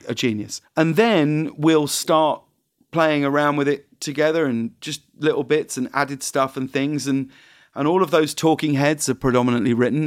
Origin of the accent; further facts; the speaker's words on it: United Kingdom; I'm British